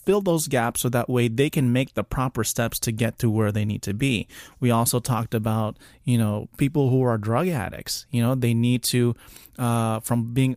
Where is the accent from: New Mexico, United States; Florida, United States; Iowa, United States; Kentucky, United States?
Florida, United States; South; I'm from South Florida, so we get it down here